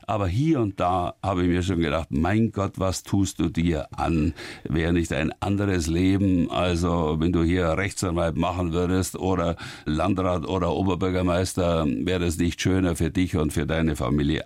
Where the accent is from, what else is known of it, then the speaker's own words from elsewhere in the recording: Oberrohr, Bavaria, Germany; so gerne ich in Oberrohr bin und so sehr ich an meiner Heimat hänge, an den Bauernhof, in dem ich zur Welt gekommen bin